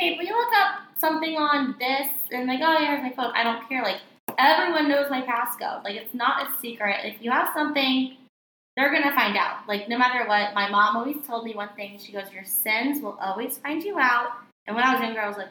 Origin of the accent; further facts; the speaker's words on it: Kansas City, Missouri, United States; we are from Kansas City